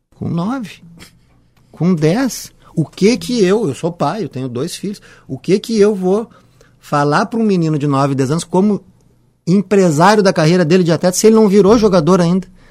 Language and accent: Portuguese; Porto Alegre, Rio Grande do Sul, Brazil; eu sou gaúcho, cresci ali no Bonfim